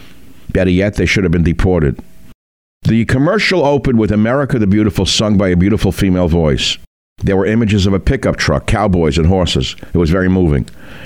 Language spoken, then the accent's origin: English; United States; I'm an American